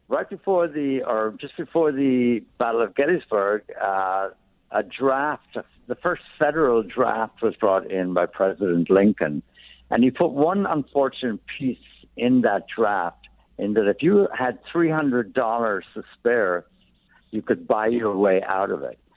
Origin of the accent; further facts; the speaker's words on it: County Wexford, Leinster, Ireland; accent: brogue; now in New York, United States; I'm from County Wexford. It's a uh, southeast corner. It's about 80 miles directly south of Dublin.